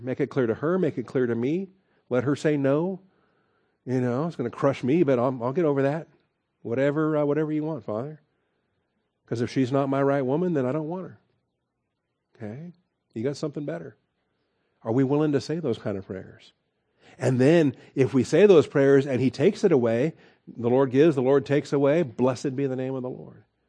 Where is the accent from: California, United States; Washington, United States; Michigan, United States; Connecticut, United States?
Washington, United States; now in Texas, United States; I grew up in Washington